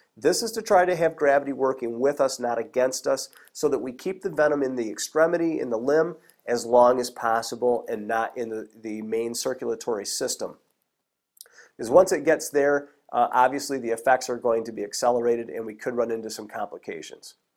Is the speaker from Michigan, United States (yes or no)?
yes; Michigan, United States; I'm from Michigan. We have only one type of rattlesnake here in Michigan